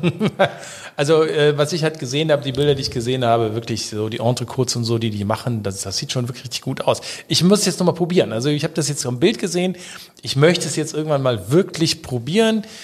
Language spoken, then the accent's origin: German; Rhineland, Germany; bin ich Rheinländer